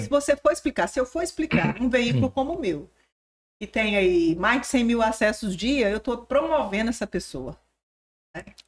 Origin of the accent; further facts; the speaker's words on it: southwest Goiás, Brazil; moved away as an adult; also born or lived in Goiânia; now in Tocantins, Brazil; Eu sou de Goiás antes da divisão. Lá do sudoeste goiano